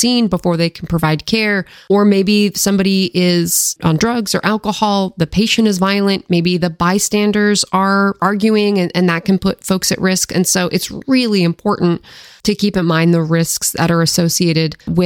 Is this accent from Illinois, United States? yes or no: no; Seattle, Washington, United States; now in Maryland, United States; growing up in the Seattle area